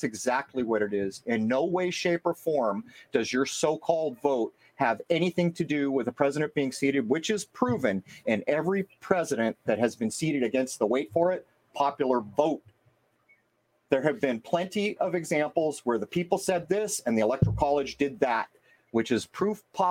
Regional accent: California, United States; now in New England, United States; I come from California

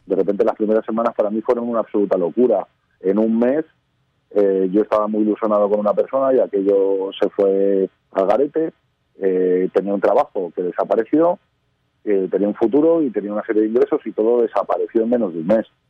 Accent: Madrid, Community of Madrid, Spain; Parque Sur somos cinco amigos de Madrid, de casi 40 años

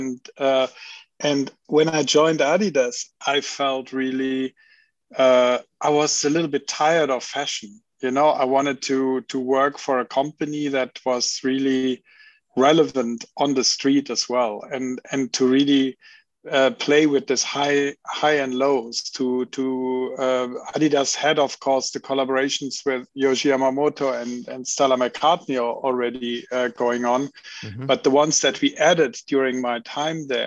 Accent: Cologne, North Rhine-Westphalia, Germany; I come from Cologne.

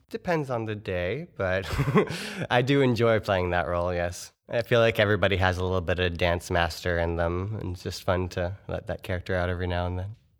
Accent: Orlando, Florida, United States; now in Fort Wayne, United States; I'm from around the Orlando area in Florida

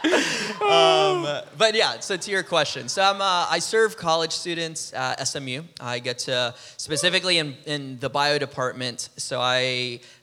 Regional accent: Peru; moved away as an adult; now in United States; I'm from Peru, so I came to college here in the U.S.

